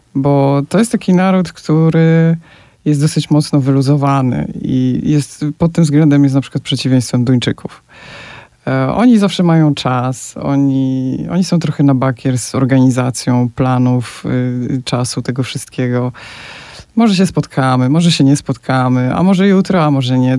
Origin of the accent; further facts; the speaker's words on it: Poland; now in Faroe Islands; jestem gdzieś tam z Polski, z dalekiego kraju